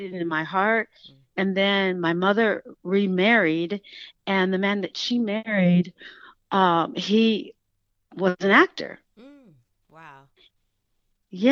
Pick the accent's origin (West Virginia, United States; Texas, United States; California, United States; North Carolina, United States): California, United States; Oakland; Growing up in Oakland, my mother, who was a single mom, and she worked mostly